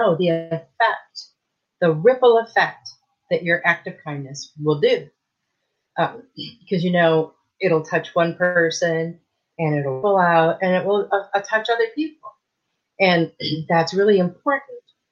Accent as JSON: {"language": "English", "region": "Michigan", "country": "United States", "tie": "born or raised there", "moved": "yes", "lives_now": "Texas, United States", "said": "I moved here from Michigan, where I grew up in Michigan"}